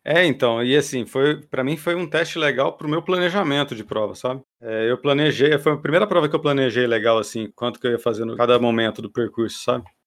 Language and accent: Portuguese; Campinas, São Paulo, Brazil; Sou de Campinas, formado em publicidade e propaganda pela PUC Campinas